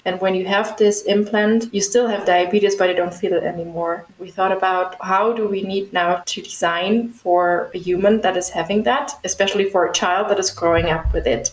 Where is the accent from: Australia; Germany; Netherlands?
Germany; the area around Stuttgart, Baden-Württemberg; also born or lived in Schwäbisch Gmünd; now in Munich, Germany; I'm from Germany, right now located in Munich, but I'm originally from the area around Stuttgart